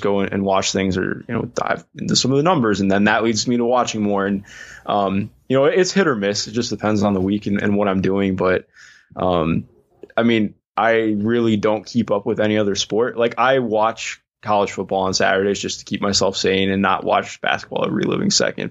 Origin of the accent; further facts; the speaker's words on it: Cleveland, Ohio, United States; I grew up in Cleveland.